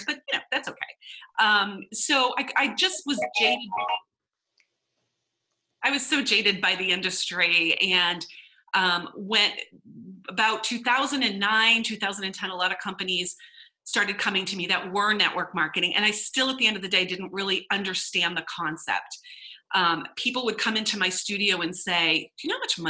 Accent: Boston, Massachusetts, United States; We're from Boston

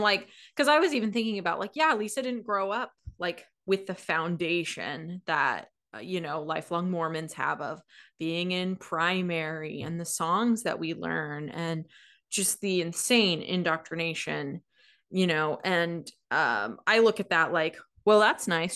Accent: Washington, United States; growing up in Washington

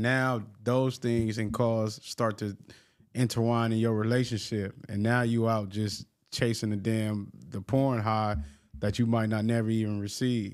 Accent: Long Beach, California, United States; I'm from Long Beach

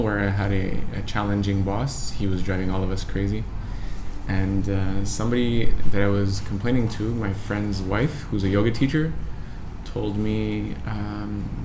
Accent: Canada; I'm from Canada

